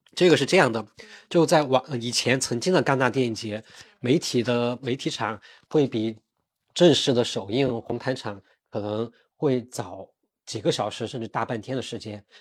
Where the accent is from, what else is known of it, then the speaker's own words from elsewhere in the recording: China; also born or lived in Beijing; 肯定效率没有我们中国人快了